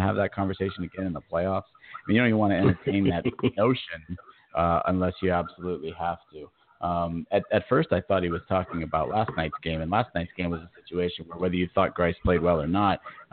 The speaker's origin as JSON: {"language": "English", "region": "Florida", "country": "United States", "tie": "born or raised there", "said": "here to my home state"}